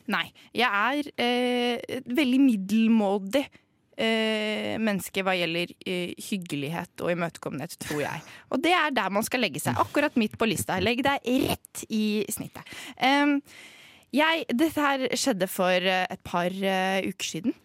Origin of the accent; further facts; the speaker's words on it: Norway; Jeg er norsk